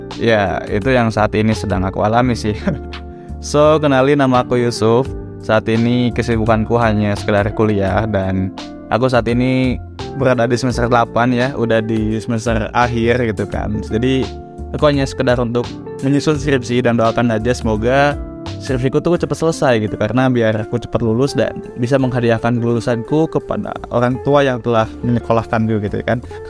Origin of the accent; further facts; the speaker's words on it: Bandung, West Java, Indonesia; moved away as an adult; now in Yogyakarta, Indonesia; aku bukan asli Jogja aku aslinya dari Bandung yang saat ini berkuliah di Jogja